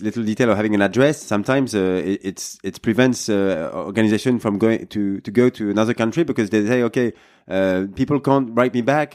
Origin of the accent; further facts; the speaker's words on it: France; English is a second language; we are both French